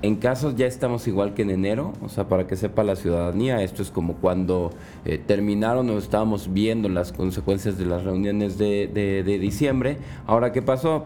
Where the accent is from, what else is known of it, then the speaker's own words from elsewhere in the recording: Mexico; como buen mexicano